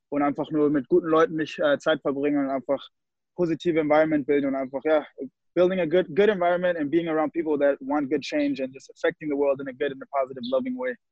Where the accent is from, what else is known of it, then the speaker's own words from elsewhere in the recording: Munich, Bavaria, Germany; born there; Also ich bin in München geboren, äh, in Bayern.